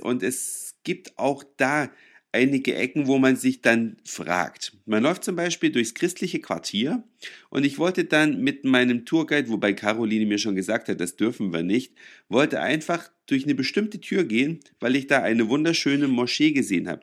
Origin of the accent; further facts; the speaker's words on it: Germany; bei uns in Deutschland